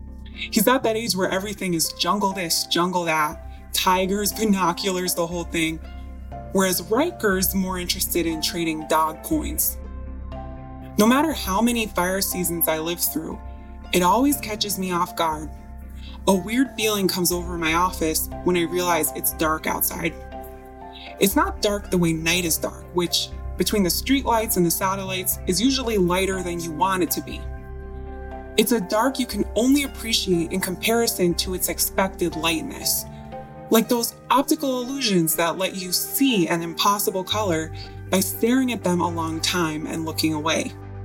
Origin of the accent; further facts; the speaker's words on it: Midwest, United States; Growing up in the Midwest, you're used to Mother Nature's extremes.